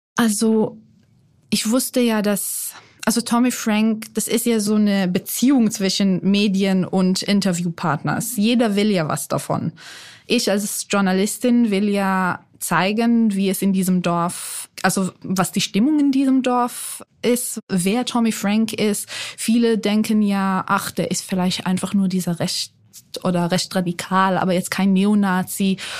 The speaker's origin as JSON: {"language": "German", "country": "Israel", "tie": "born or raised there", "also_born_or_lived": "Mannheim, Germany", "accent": "Israeli", "moved": "as an adult", "lives_now": "Germany", "said": "Ich bin in Mannheim geboren, aber in Israel aufgewachsen, weil mein Vater Israeli ist"}